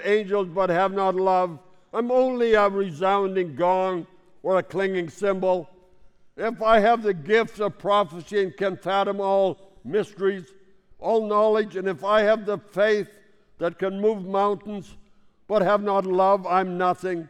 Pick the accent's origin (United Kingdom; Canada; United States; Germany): Canada; Saskatchewan; I grew up in Saskatchewan